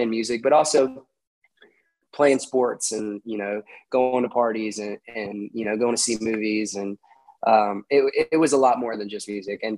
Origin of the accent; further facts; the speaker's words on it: Austin, Texas, United States; growing up in Austin